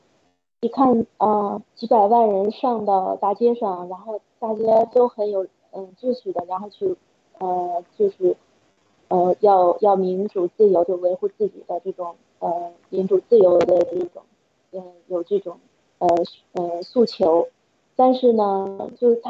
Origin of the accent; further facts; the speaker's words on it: China; 然后。就想，如果我们中国人如果要是，嗯，再不站出来，再不就是跟共产党说不的话，真的就是暗无天日。